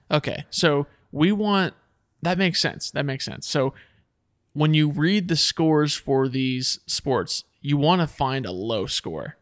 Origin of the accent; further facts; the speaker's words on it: Texas, United States; we're from Texas